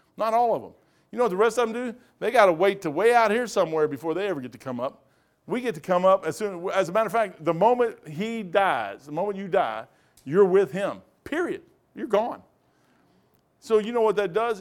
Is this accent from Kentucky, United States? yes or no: yes; Kentucky, United States; I'm a moron from Kentucky